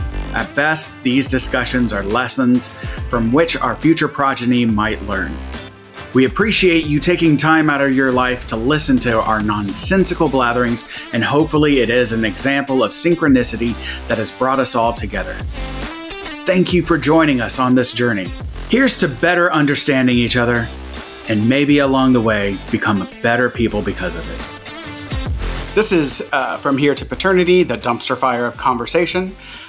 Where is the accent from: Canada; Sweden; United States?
United States; Iowa; Like, I'm from Iowa, and like, that's not how you eat corn.